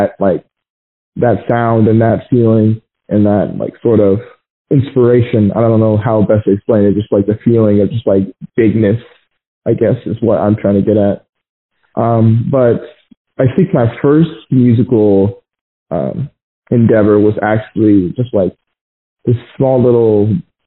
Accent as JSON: {"language": "English", "town": "Glendale", "region": "Arizona", "country": "United States", "tie": "born or raised there", "said": "I was born in Arizona, Phoenix, Arizona, in this county called Glendale"}